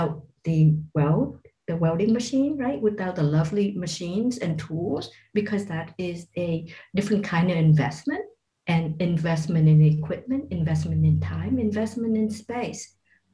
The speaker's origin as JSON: {"language": "English", "country": "Vietnam", "tie": "born or raised there", "also_born_or_lived": "Malaysia", "moved": "yes", "said": "growing up in Vietnam during the war"}